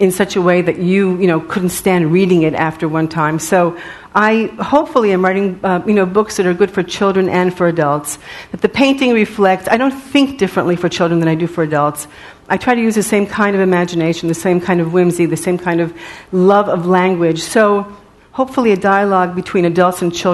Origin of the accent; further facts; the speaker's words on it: New York City, New York, United States; because I was from Riverdale, so I had more money than he did.